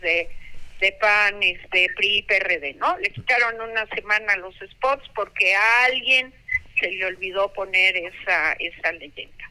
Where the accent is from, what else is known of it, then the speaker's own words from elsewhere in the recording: Veracruz, Mexico; yo soy de Veracruz y soy bien mal hablada